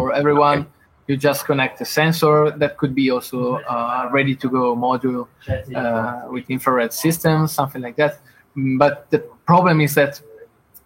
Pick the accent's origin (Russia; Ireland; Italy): Italy; now in Lithuania; I'm originally from Italy. I moved to Lithuania.